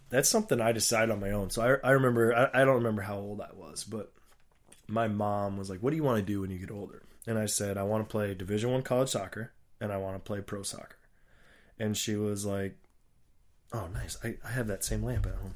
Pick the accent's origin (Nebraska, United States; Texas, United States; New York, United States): Nebraska, United States; Papillion; in my hometown where I was born and grew up, uh, Papillion, Nebraska